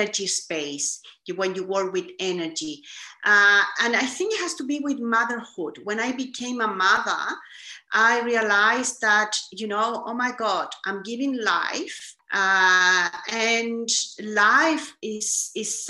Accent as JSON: {"language": "English", "country": "Chile", "tie": "born or raised there", "said": "I was born in Chile, South America. And growing up, I have to say, I grew up in a very privileged environment"}